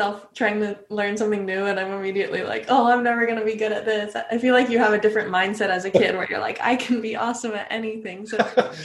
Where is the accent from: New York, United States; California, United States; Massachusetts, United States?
California, United States; moved away as an adult; also born or lived in Boston / Nashville; I grew up in California